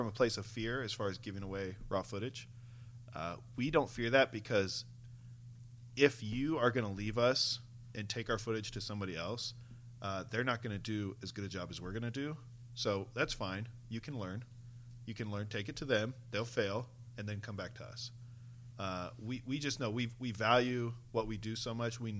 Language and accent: English; Denver, Colorado, United States; moved away; I grew up in Denver